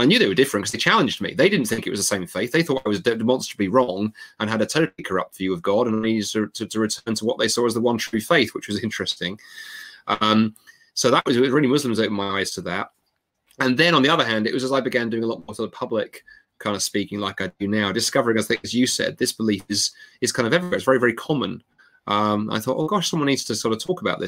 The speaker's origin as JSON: {"language": "English", "region": "London", "country": "United Kingdom", "tie": "born or raised there", "said": "I grew up in London, a very multicultural city"}